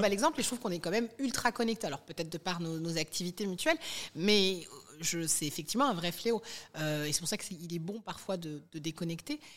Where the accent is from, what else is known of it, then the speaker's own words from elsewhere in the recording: Colombes, Île-de-France, France; on a grandi, euh, à Colombes, dans le quatre-vingt-douze